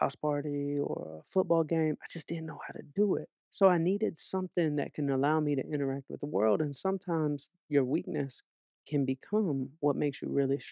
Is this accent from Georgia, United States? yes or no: yes; Atlanta, Georgia, United States; now in Los Angeles, United States; I grew up in Atlanta